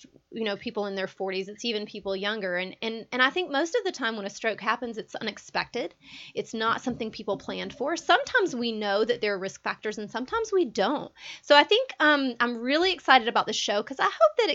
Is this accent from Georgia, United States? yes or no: yes; Georgia, United States; I'm born in Georgia. I was raised in Georgia. I'm a Georgia girl.